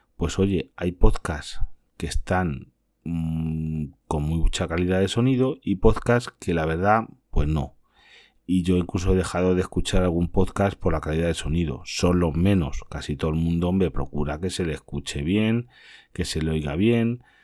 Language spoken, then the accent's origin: Spanish; Castilla-La Mancha, Spain; otras comunidades como la mía que es Castilla-La Mancha